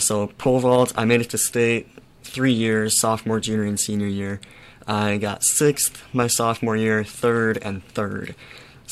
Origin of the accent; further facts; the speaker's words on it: Huron, South Dakota, United States; moved away as an adult; Huron, South Dakota, it's smack dab in the middle of the eastern half of South Dakota. It's a relatively small town, about 13,000 people, and it's the only hometown I ever known. Like, that's where I grew up